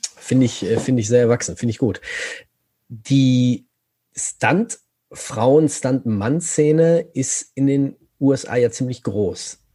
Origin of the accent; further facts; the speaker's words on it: North Rhine-Westphalia, Germany; ich komme ja aus Nordrhein-Westfalen